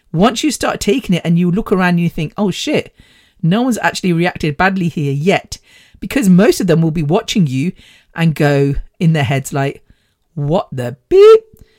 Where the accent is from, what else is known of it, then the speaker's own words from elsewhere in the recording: United Kingdom; born there; But I think being British born, having the British culture instilled in us, but then being able to participate and understand the Indian culture is amazing.